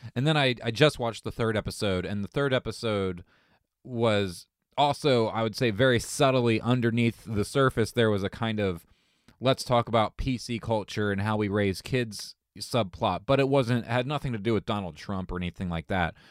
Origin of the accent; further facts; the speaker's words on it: Southern Ohio, United States; I grew up in Ohio, you know, lower, uh, lower Southern Ohio